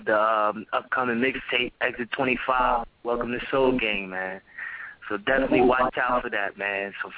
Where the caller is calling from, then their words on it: York, Pennsylvania, United States; Calling from York, PA, man.